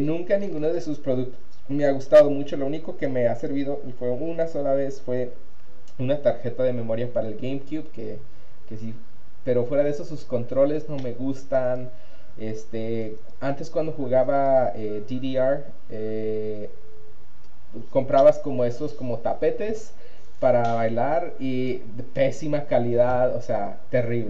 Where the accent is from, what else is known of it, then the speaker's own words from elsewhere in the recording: Mexico; now in United States; gamer mexicano